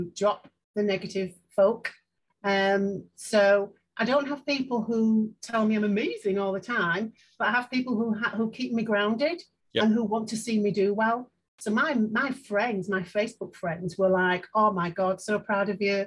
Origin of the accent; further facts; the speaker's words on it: Leeds, Yorkshire and the Humber, United Kingdom; I'm from Chapeltown in Leeds. And I've left school with nothing